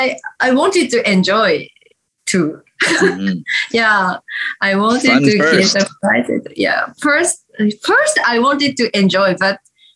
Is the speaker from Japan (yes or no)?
yes; Hatsukaichi, Hiroshima, Japan; English is a second language; moved away as an adult; also born or lived in Osaka; That's my hometown, yes.